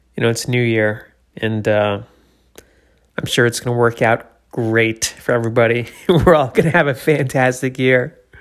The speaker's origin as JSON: {"language": "English", "region": "New Hampshire", "country": "United States", "tie": "born or raised there", "also_born_or_lived": "Florida", "moved": "yes"}